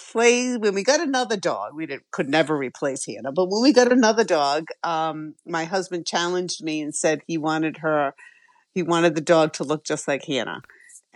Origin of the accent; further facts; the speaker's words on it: Westport, Massachusetts, United States; I grew up in Westport, Massachusetts, and my parents had acres of land